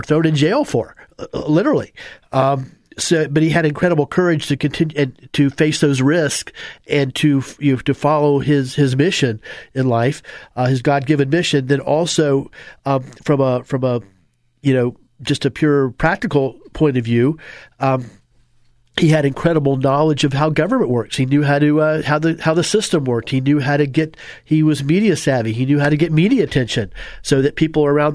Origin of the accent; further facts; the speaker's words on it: Apopka, Florida, United States; I grew up in the South